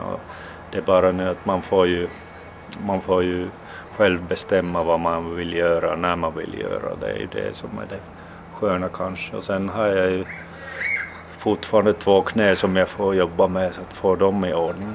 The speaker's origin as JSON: {"language": "Swedish", "country": "Finland", "also_born_or_lived": "Russia", "said": "när jag flyttade från, från Ryssland tillbaks till Finland"}